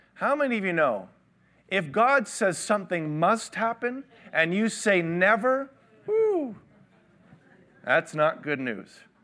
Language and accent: English; Toronto, Ontario, Canada; I grew up in Toronto.